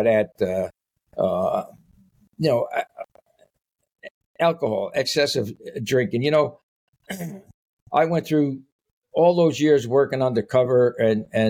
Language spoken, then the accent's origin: English; Paterson, New Jersey, United States; I grew up in Paterson, New Jersey